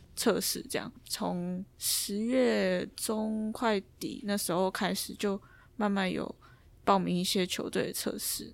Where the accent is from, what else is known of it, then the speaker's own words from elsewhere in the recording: Taiwan; moved away as an adult; 我从台湾来的